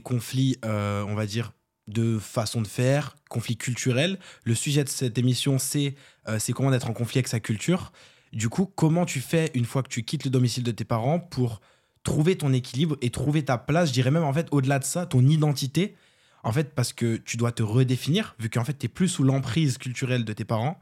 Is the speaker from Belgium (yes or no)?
no; France; on est français, on est d'origine capverdienne